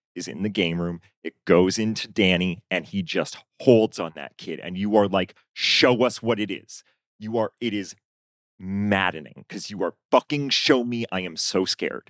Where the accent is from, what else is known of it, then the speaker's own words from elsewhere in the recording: Augusta, Maine, United States; moved away; also born or lived in Chicago; I grew up in Maine